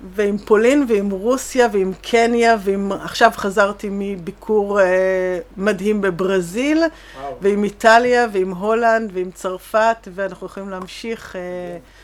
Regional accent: Israel; אנחנו מאוד ישראלים ויש לנו את האופי המאוד מאוד מאוד אה, ברור ומוחצן ואקטיבי שלנו

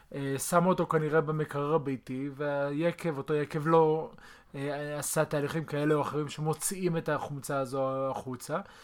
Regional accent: Israel; אנחנו כולנו ישראלים

